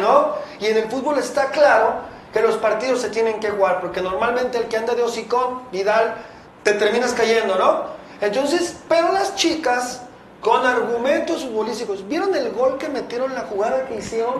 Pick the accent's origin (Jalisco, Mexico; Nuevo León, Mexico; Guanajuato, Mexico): Jalisco, Mexico; Guadalajara; los que somos de aquí de Guadalajara